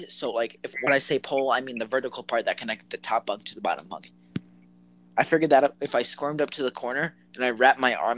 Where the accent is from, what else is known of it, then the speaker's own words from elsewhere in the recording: Las Vegas, Nevada, United States; I was born and raised here in Vegas